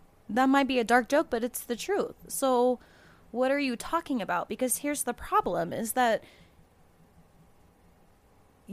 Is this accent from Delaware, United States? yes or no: no; Florida, United States; I'm from Florida